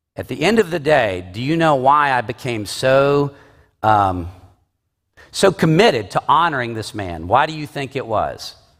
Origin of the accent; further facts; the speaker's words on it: the South, United States; I am from the South